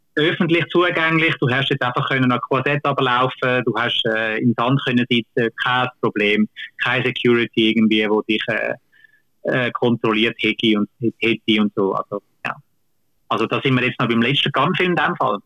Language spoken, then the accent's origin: German; Switzerland; bei uns in Kinos